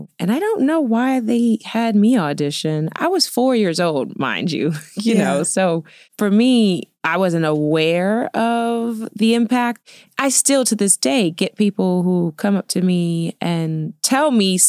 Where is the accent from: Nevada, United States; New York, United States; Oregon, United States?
New York, United States; Queens; born there; I was born in New York. Okay. Queens, Elmhurst.